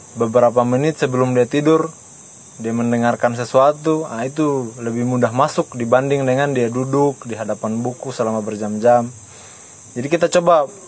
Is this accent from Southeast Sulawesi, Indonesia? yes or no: yes; Baubau, Southeast Sulawesi, Indonesia; saya juga orang Bau-Bau, orang tua asli Bau-Bau, tinggal di Lamangga